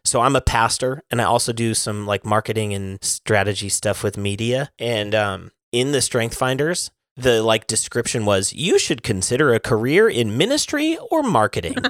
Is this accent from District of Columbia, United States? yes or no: no; Kalispell, Montana, United States; I am from Callis Bell, Montana